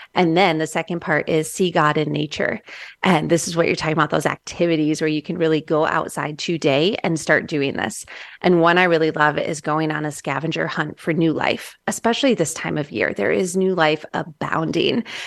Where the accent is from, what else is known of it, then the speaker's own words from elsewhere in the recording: Midwest, United States; moved away; I'm from the Midwest originally